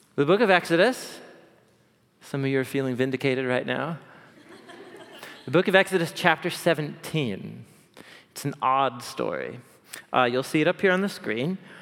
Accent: Portland, Oregon, United States; I grew up here in Portland

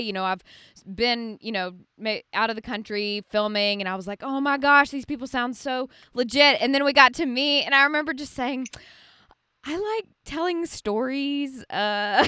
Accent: Birmingham, Alabama, United States; now in Franklin, United States; I love Birmingham. I'm from there too

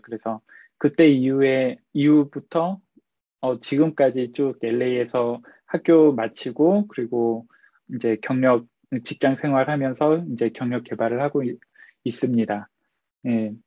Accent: South Korea; moved away as an adult; now in Los Angeles, United States; 한국에서 왔다 보니까 이제 한국에서 미국으로 유학까지 왔는데

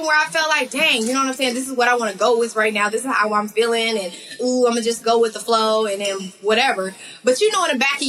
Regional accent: Texas, United States; my home state

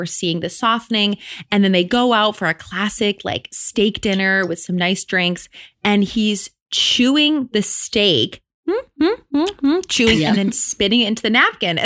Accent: Michigan, United States; now in New York, United States; I'm from Michigan originally

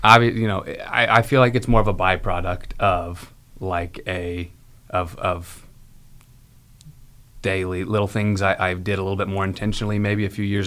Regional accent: Carmel, United States; I grew up in Carmel

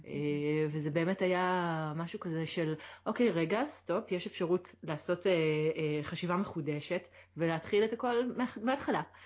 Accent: Israel; moved away as an adult; now in Aix-en-Provence, France; אצלנו כישראלים

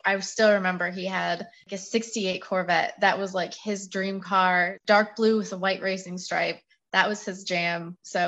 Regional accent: Michigan, United States; I grew up in Michigan

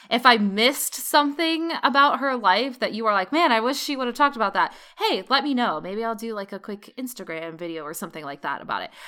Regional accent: United States; as an American

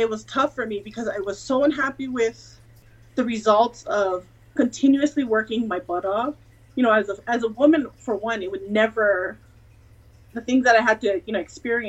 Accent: Hawaii, United States; also born or lived in California / Georgia; now in Colorado Springs, United States; So I'm in Colorado Springs, Colorado, by way of California, by way of Georgia, and I'm originally from Hawaii

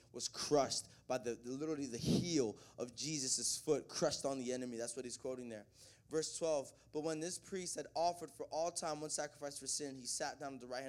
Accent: the South, United States; also born or lived in the North; I'm from the South. I was born up north, raised down south

